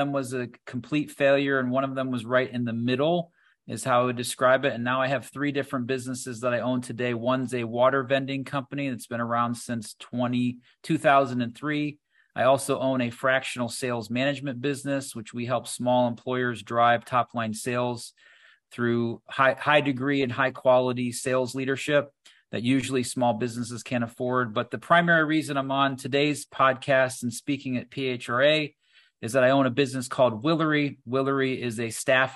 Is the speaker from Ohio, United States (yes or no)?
yes; Doylestown, Ohio, United States; also born or lived in Bath, Ohio; I'm originally from a small town called Doylestown, Ohio.